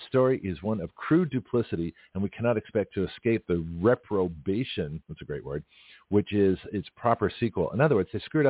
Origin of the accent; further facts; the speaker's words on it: Canada; I'm Canadian, you know, mm-hmm. from up there.